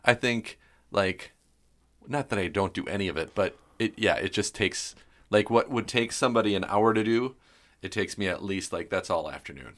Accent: Milwaukee, Wisconsin, United States; moved away as an adult; also born or lived in West Allis, Wisconsin / Greenville, Wisconsin; now in New Ulm, United States; growing up in Milwaukee

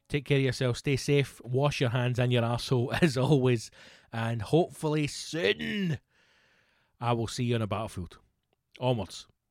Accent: Scotland, United Kingdom

